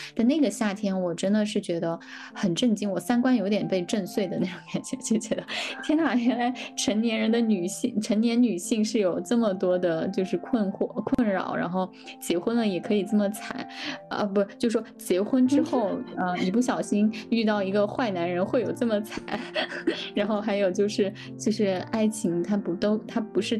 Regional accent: Sichuan, China; moved away; 我的吃货的这个基因就是在四川，就我老家被培养出来的

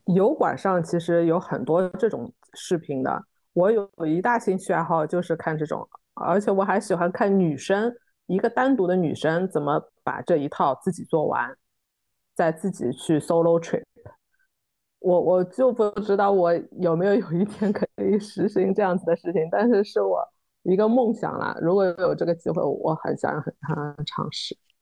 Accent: Shanghai, China; 我们自己在上海长大的这一代的弄堂的很多纳凉技艺

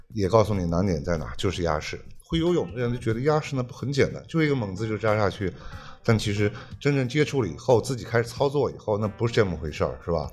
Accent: Yunnan, China; moved away as an adult; now in Bohol, Philippines; 我是云南人

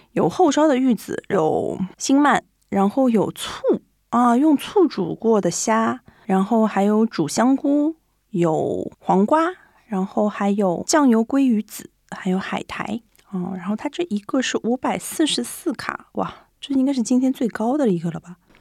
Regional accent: Shanghai, China; now in Japan; 因为我是个上海人嘛

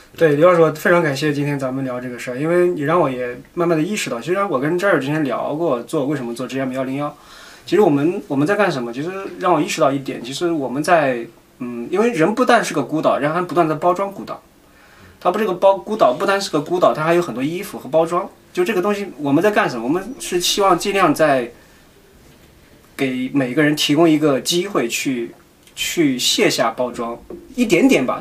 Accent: Shaanxi, China; moved away as an adult; also born or lived in Shenzhen; now in United Kingdom; 我也是个旱鸭子，以前我是陕西人，你知道吗？北方，正宗北方

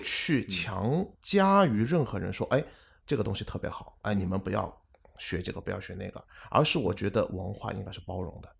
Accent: Shanghai, China; moved away as an adult; also born or lived in Singapore; 我很幸运自己嗯。是出生在上海嗯哼。，并且呢，也有这个在新加坡工作的经历

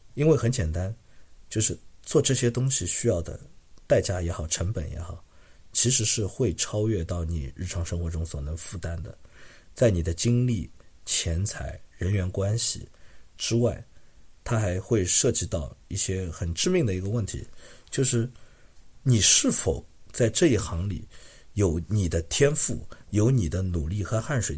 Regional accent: Shanghai, China; now in Montreal, Canada; 我是上海人嘛，我们从小都是看滑稽戏

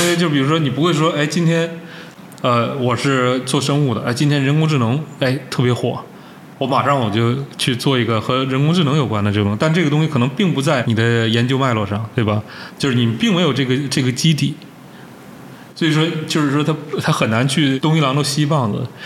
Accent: Changchun, Jilin, China; now in Beijing, China; 小的时候在长春、在家那儿

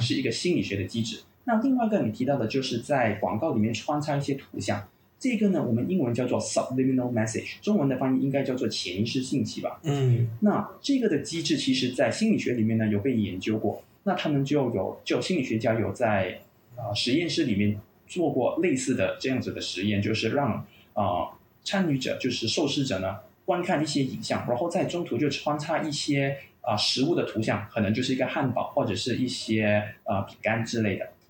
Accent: Malaysia; 我本身呢是在马来西亚长大的，马来西亚华侨

